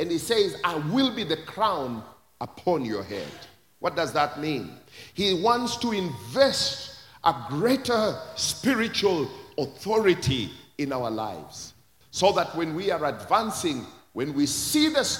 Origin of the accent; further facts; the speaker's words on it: Kenya; my own country, Kenya